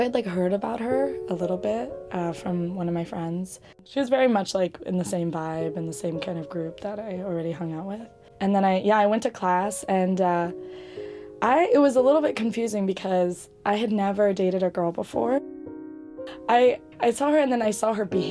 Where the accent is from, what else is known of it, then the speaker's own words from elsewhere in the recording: Bay Area, California, United States; now in New York City, United States; I grew up in the Bay Area.